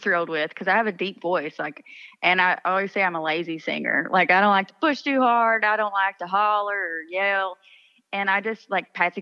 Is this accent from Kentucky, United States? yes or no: yes; East Kentucky, United States; I would be a country singer right now had I not grown up in East Kentucky